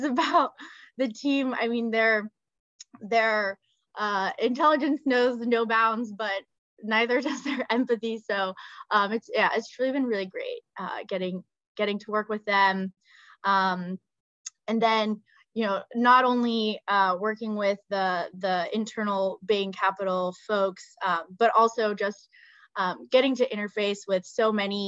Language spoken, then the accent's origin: English; Texas, United States; moved away as an adult; also born or lived in Bulgaria / Los Angeles; now in New York, United States; I grew up and went to school in Texas